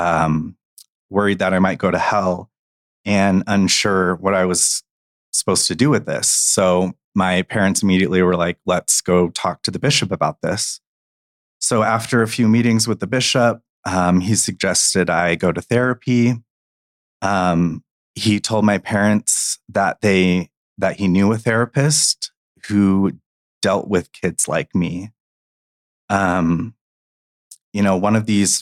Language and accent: English; Gilbert, Arizona, United States; I grew up in Gilbert, Arizona